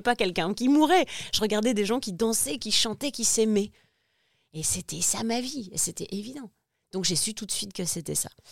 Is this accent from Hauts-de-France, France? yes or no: yes; Lille, Hauts-de-France, France; also born or lived in Réunion; now in Paris, France; je suis de Lille à la base, Lille